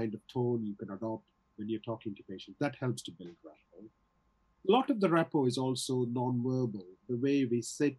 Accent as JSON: {"language": "English", "region": "South India", "country": "India", "tie": "born or raised there", "also_born_or_lived": "London", "second_language": "English", "moved": "yes", "lives_now": "Wigan, United Kingdom", "said": "my accent is from all over the place, because I did my schooling in South India. Even though I studied in English medium, my teachers were speaking with an Indian accent. Then I moved to London, and then I came up to Wigan."}